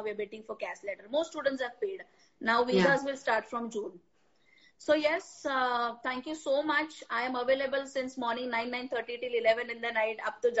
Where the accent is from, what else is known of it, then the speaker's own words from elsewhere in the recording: Mumbai, Maharashtra, India; But yes, I am from Elphiston, Mumbai ki.